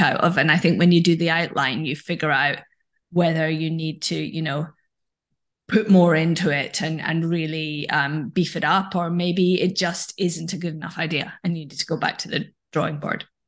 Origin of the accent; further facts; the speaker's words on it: Scotland, United Kingdom; now in London, United Kingdom; This is where I live now, although I grew up in Scotland.